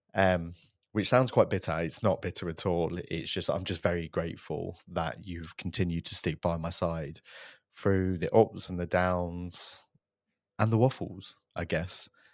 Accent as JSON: {"language": "English", "town": "Coventry", "region": "West Midlands", "country": "United Kingdom", "tie": "born or raised there", "said": "a purpose-built podcast studio in my hometown of Coventry"}